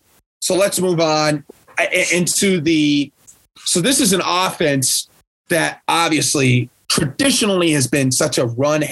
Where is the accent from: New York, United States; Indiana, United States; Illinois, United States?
Indiana, United States; We are from Indiana.